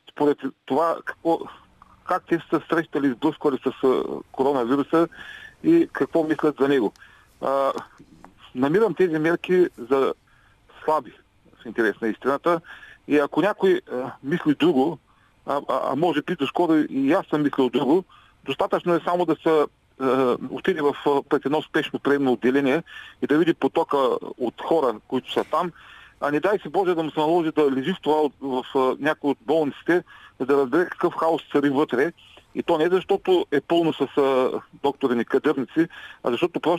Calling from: Ruse, Ruse Province, Bulgaria; от Русе.

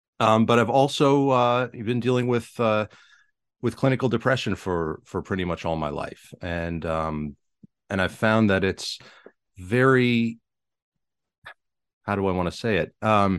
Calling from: Bangor, Pennsylvania, United States; I'm in Eastern Pennsylvania, a little town called Bangor.

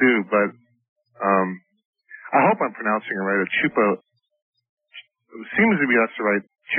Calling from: San Bernardino, California, United States; I'm calling from San Bernardino.

